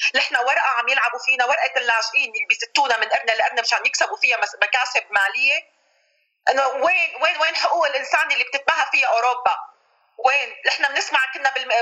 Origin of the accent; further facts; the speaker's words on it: Syria; moved away as an adult; now in Copenhagen, Denmark; نحن كسوريين